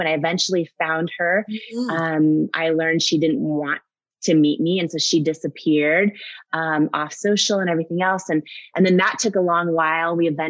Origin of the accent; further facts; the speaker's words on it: Washington, United States; also born or lived in Northern California; I was born in Northern California. Okay. And I grew up in Washington State thought I knew where I was from in my late 20s, found out I was adopted by surprise.